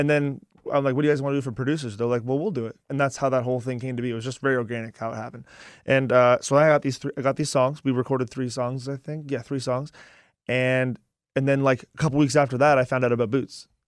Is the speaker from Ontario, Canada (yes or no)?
yes; Ajax, Ontario, Canada; And I'm from Ajax, which is like twenty minutes from